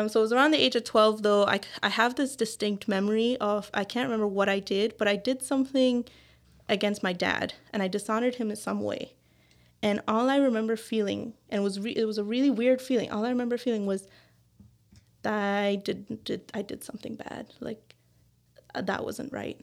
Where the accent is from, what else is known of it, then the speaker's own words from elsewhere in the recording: Belize; now in Newfoundland, Canada; I am from Belize, which is in Central America.